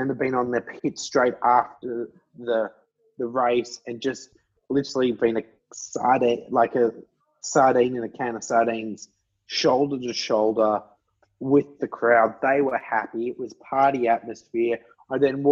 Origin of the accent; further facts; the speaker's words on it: Australia; I, being an Australian